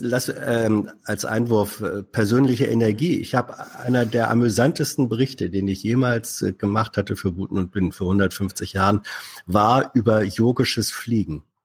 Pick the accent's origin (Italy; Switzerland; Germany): Germany; Northern Germany; als Norddeutscher